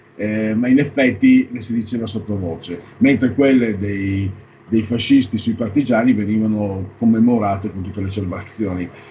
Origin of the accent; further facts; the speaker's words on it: Pordenone area, Friuli-Venezia Giulia, Italy; dalle mie parti non ti dico, Pordenone è un misto